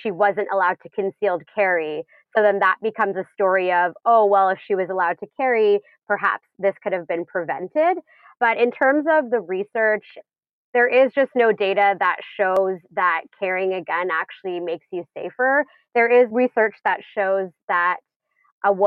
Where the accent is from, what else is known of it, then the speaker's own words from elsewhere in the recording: Canada; I'm Canadian and here we're not allowed to carry for self-defense